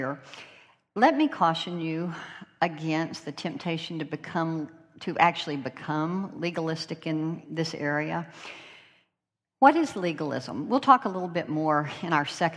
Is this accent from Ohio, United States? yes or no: no; North Carolina, United States; accent: North Carolina; my North Carolina accent